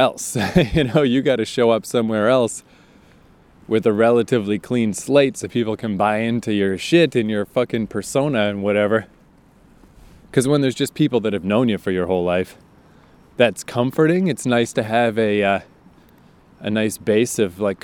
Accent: Fredericton, New Brunswick, Canada; moved away; I am back in my hometown of Fredericton, New Brunswick, Canada, for Christmas

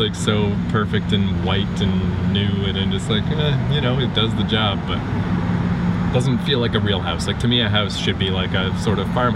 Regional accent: New Brunswick, Canada

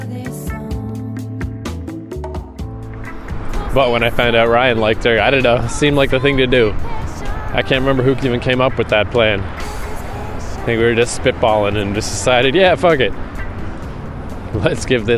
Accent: Fredericton, New Brunswick, Canada; moved away as an adult; also born or lived in Vancouver / New York / Toronto; my hometown, Fredericton, New Brunswick

